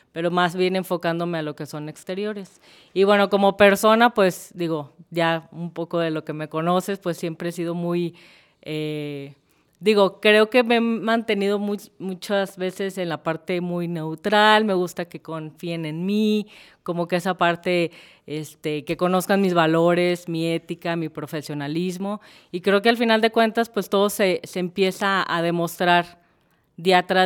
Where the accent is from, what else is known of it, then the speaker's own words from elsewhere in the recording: Colima, Mexico; now in Guadalajara, Mexico; soy originaria de Colima, de, pero pues ya soy más adoptada tapatía que nada, pues ya llevo más de 38 años aquí.